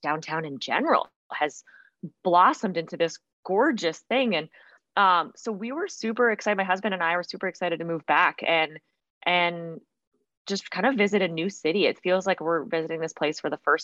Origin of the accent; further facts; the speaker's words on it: Fargo, North Dakota, United States; moved away as an adult; also born or lived in Montana; I grew up here. So I was born in Montana, but spent most of my life in Fargo